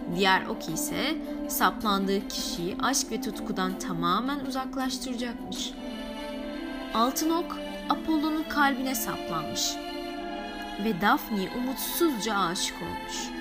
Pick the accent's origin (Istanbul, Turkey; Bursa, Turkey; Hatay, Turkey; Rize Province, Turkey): Hatay, Turkey; kendi memleketim olan Hatay'dan